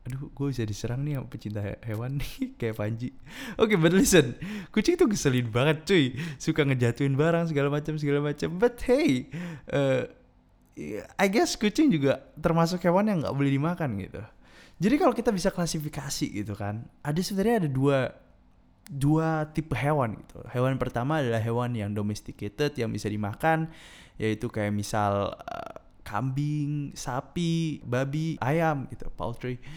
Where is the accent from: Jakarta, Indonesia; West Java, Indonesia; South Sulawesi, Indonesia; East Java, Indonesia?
East Java, Indonesia; gue kasih pandangan tentang hal ini di daerah gue di daerah gue di Madura ini majority of the people are Muslim kan